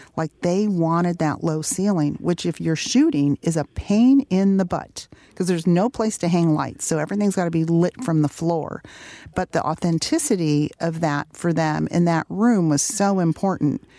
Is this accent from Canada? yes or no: no; Detroit, Michigan, United States; growing up in Detroit, my parents, um, made sure that we had a connection to, um, you know, to our, our heritage